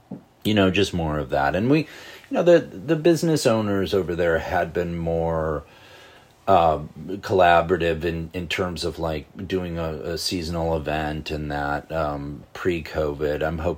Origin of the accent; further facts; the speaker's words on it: Buffalo, New York, United States; moved away as an adult; now in Buffalo, United States; I grew up in Buffalo. I left in 1990. I grew up, you know, right across the street from a Frank Lloyd Wright house on an Olmsted Parkway.